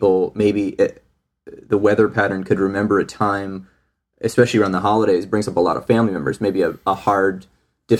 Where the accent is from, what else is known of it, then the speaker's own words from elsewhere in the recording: Michigan, United States; moved away; also born or lived in Arizona; growing up in Michigan